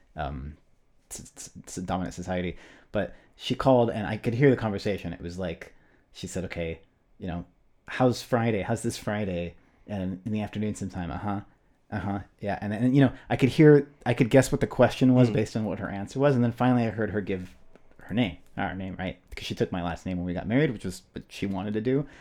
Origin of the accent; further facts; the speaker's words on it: United States; regarded me as the American kid